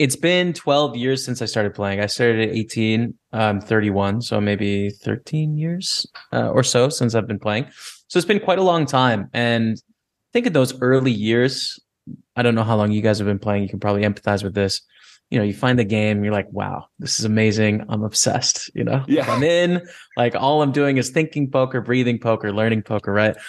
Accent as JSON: {"language": "English", "town": "Lethbridge", "region": "Alberta", "country": "Canada", "tie": "born or raised there", "said": "Lethbridge, Alberta is my hometown, uh, two hours south of Calgary"}